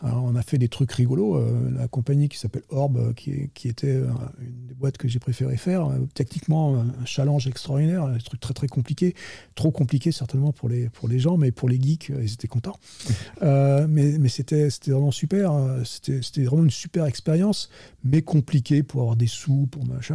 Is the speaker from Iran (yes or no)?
no; France; moved away as an adult; now in Silicon Valley, United States; je suis français, franchouillard de base, hein, quand même. Ça depuis donc 30 ans, je suis là-bas